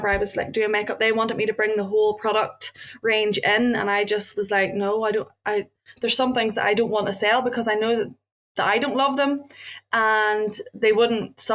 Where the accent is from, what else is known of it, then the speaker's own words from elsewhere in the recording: Northern Ireland, United Kingdom; I came from Northern Ireland